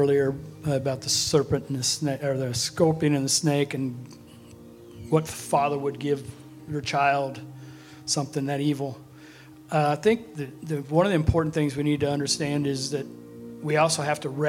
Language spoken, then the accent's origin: English; Chilhowie, Virginia, United States; moved away as an adult; also born or lived in Texas; I was raised in Chilhowie up to age 18.